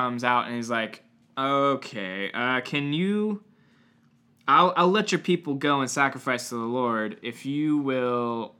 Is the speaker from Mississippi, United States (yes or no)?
no; New Hampshire, United States; But I do remember I grew up in New Hampshire for a hot second.